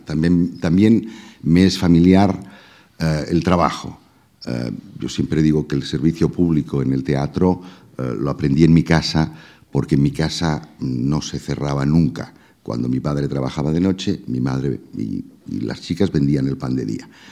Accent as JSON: {"language": "Spanish", "town": "Reus", "region": "Catalonia", "country": "Spain", "tie": "born or raised there", "said": "yo nací en Reus"}